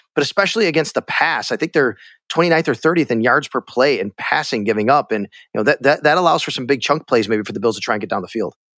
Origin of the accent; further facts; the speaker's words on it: Cheektowaga, New York, United States; moved away; also born or lived in Florida; I'm from Buffalo, Cheektowaga, actually. Left for a while, was gone for sixteen years, lived in Florida, and came back